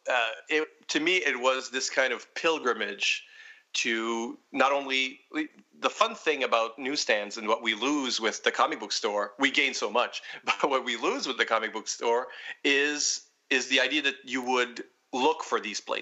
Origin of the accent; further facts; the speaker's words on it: Edmundston, New Brunswick, Canada; moved away; my hometown, Edmundston, New Brunswick, where I thankfully don't live anymore